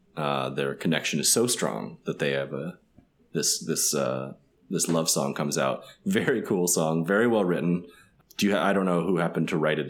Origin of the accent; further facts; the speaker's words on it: Midwest, United States; I'm from the Midwest, so I would probably just, like, passively walk away and would not ask them to stop.